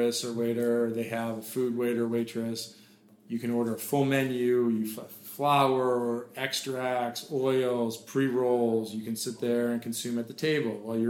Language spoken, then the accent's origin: English; Boston, Massachusetts, United States; now in California, United States; I grew up in Boston